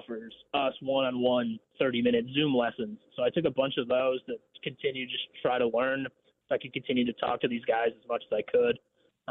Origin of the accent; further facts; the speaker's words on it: Milwaukee, Wisconsin, United States; moved away as an adult; also born or lived in Northern Illinois / Chicago / McPherson, Kansas; now in Wichita, United States; I'm originally from Milwaukee, Wisconsin